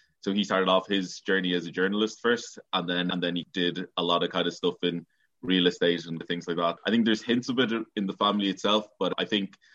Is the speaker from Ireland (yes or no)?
yes; Dublin, Leinster, Ireland; also born or lived in Nigeria / Rathfarnham, Dublin; I grew up in Blanchardstown and Clonsilla.